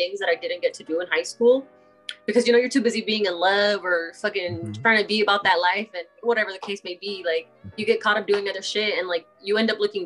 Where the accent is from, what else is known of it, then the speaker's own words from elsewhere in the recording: Wilmington, California, United States; also born or lived in Delano, California; I was born and raised here in Wilmington. I've been here basically all my life